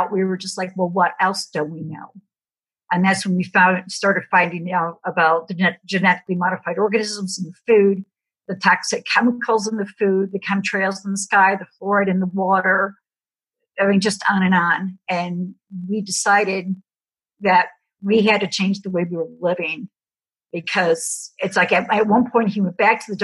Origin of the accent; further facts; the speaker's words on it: Chicago, Illinois, United States; moved away as an adult; now in Tennessee, United States; I'm originally from Chicago